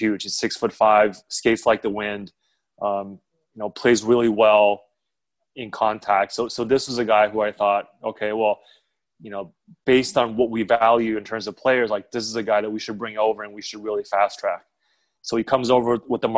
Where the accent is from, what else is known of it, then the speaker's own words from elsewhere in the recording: Canada; also born or lived in China; I was born in China, didn't know what hockey was till I was 7 years old, moved to Canada, played house league